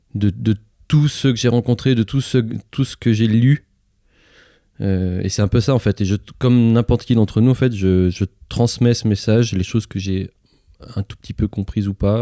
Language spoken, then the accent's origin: French; Lyon, Auvergne-Rhône-Alpes, France; je suis né à Lyon, là juste à côté